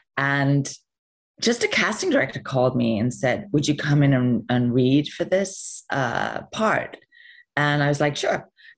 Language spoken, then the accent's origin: English; England, United Kingdom; And I remember saying, well, I'm English.